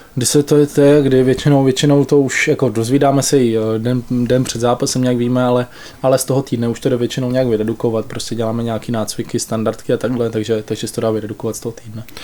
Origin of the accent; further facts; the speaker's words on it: Olomouc Region, Czechia; now in Pardubice, Czechia; Pocházíme oba dva z Olomouckého kraje